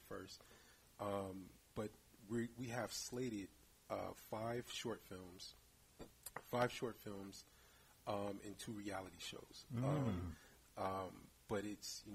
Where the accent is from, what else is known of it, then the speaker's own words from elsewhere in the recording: San Francisco, California, United States; growing up in San Francisco, especially in the 80s, we were allowed to take the bus to the Tenderloin by ourselves.